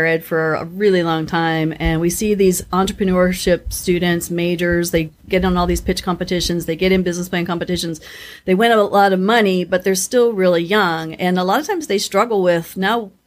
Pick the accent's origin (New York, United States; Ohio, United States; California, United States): Ohio, United States; Steubenville; I grew up in Steubenville, Ohio